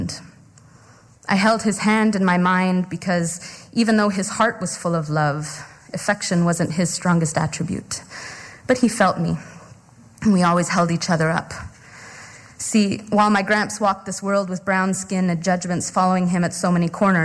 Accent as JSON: {"language": "English", "area": "Treaty One territory", "region": "Manitoba", "country": "Canada", "said": "I come from the Cree, I come from the Métis, and I come from Treaty One territory"}